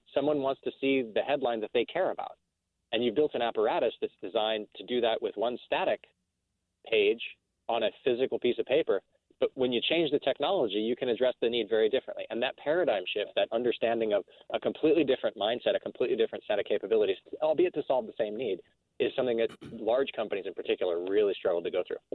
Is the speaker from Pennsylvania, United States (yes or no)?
no; El Paso, Texas, United States; moved away; also born or lived in Midwest; my mom went to go work for the U.S. military uh, down on the Mexican border in El Paso, Texas, as a doctor, and my father went to teach uh, surgery at Texas Tech on the on, on the border. And so I grew up